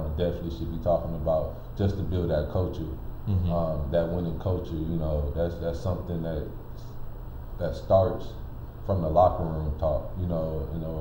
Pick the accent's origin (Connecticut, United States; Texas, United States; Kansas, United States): Connecticut, United States; moved away; I'm from Connecticut